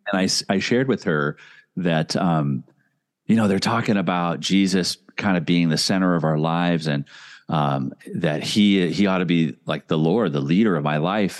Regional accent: Indianapolis, Indiana, United States; now in Minnesota, United States; I grew up in Indianapolis, Indiana

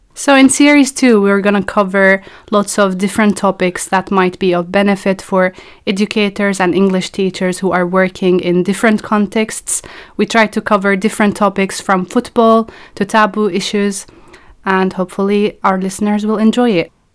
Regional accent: Palestine; I'm a Palestinian researcher at the moment.

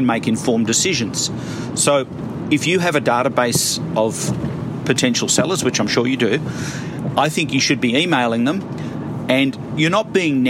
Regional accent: Melbourne, Victoria, Australia; I'm from Melbourne

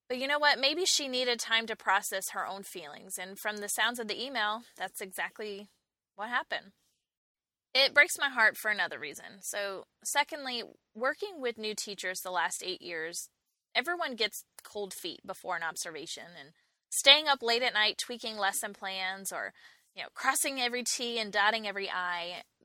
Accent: New York, United States; now in Charlotte, United States; And I can say that because I too was a Yankee at some point. I moved to Charlotte from New York about 10 years ago.

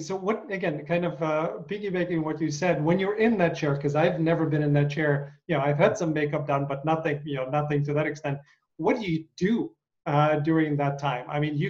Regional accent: United States; because I am an American actor

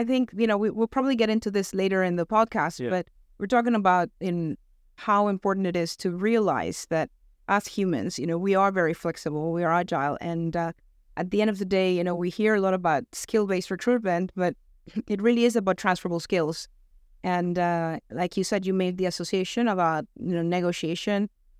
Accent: Venezuela; accent: American; also born or lived in United States; now in United Kingdom; I mean, I'm originally from Venezuela, so I may have lost my accent along the way because I picked up the American accent where I lived for many years. And now I've been in the UK for the last 15

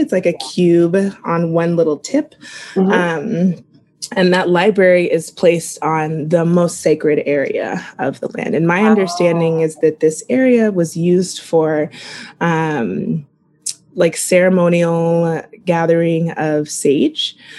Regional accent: Kansas, United States; I then ended up, obviously growing up in Kansas as a Black woman was like pretty fucking shitty. So, I never felt a connection to that land.

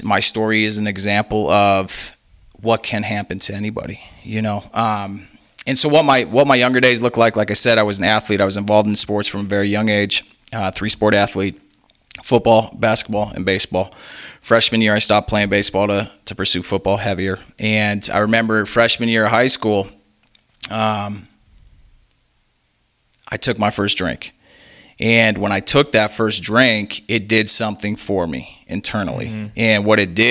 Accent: Menomonee Falls, Wisconsin, United States; So originally I'm from Menomonee Falls, Wisconsin. It's about 20 miles north of Milwaukee.

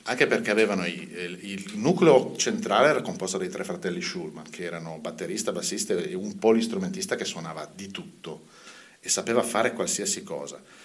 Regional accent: Mantua, Lombardy, Italy; Sono nato a Mantova tantissimi anni fa ormai

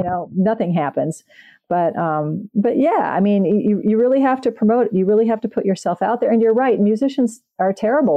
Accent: Canada; I'm Canadian

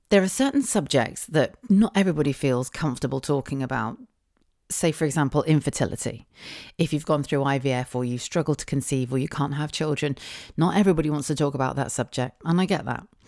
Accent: United Kingdom; being British

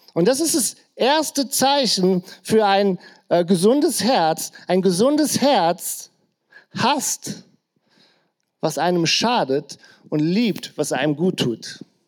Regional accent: Krefeld, North Rhine-Westphalia, Germany; In der Gegend, wo ich aufgewachsen bin, äh, genauer gesagt, genau bei mir auf der Straße, stand früher ein Bunker noch aus dem Krieg

